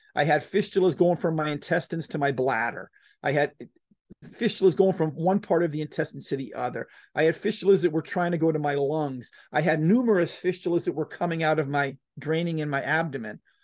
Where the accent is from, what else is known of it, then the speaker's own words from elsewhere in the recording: Florida, United States; moved away as an adult; also born or lived in Texas; I left my, my, my, you know, my home state of Florida and I moved to Texas